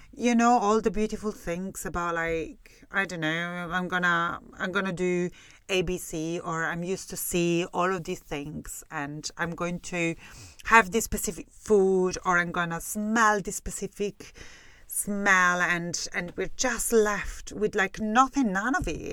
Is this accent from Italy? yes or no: yes; Italy; English is a second language; moved away as an adult; now in Scotland, United Kingdom; I left Italy. For real. You know, when I spend the majority of my time in Italy, I was like younger than twenty-two year old